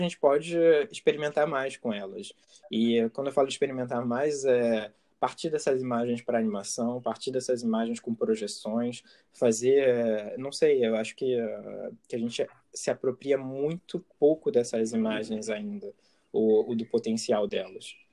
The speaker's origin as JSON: {"language": "Portuguese", "region": "Rio de Janeiro", "country": "Brazil", "tie": "born or raised there", "accent": "carioca", "moved": "as an adult", "lives_now": "France", "said": "eu estou morando na França, mas eu, eu nasci no Rio de Janeiro e eu morei no Rio de Janeiro até meus 20 e poucos anos"}